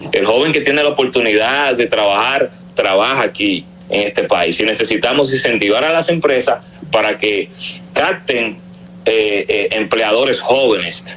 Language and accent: Spanish; Dominican Republic; soy dominicano con cédula de identidad electoral